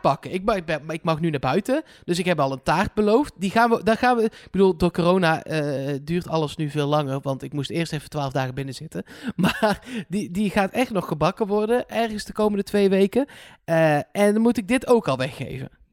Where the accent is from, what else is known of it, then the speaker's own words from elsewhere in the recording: Netherlands; ik ben een Hollander